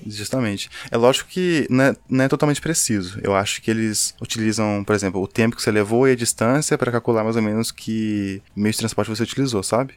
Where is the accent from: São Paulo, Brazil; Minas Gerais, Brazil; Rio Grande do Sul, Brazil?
Minas Gerais, Brazil; Belo Horizonte; somos mineiros de BH